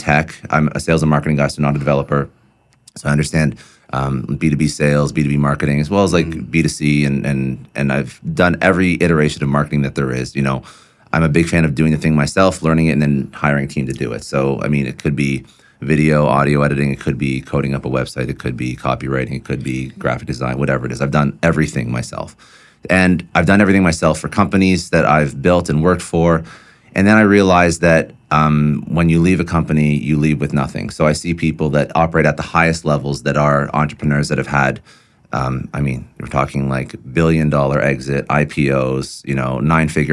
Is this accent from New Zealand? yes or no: no; Toronto, Ontario, Canada; moved away as an adult; now in Miami, United States; I'm from Toronto. That's half the reason why we escaped Toronto